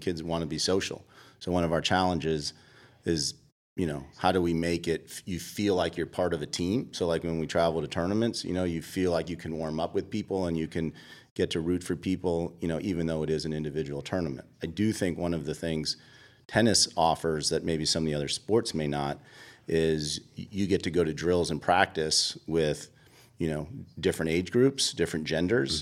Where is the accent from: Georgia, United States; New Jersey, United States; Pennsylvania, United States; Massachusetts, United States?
Massachusetts, United States; Boston; moved away as an adult; also born or lived in Virginia; now in Atlanta, United States; I grew up in Boston